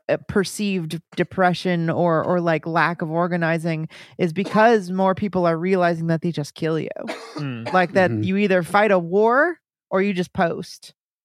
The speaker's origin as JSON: {"language": "English", "country": "United States"}